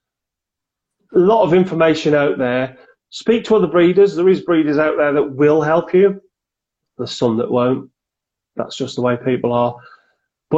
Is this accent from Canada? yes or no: no; Cannock, West Midlands, United Kingdom; I'm from Cannock in Staffordshire.